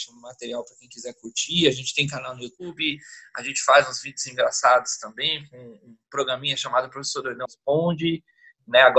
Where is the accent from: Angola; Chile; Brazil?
Brazil; São Paulo; now in Salvador, Brazil; eu, eu, moro em Salvador já há 13 anos, e desde que eu vim para cá, né, eu vim do litoral de São Paulo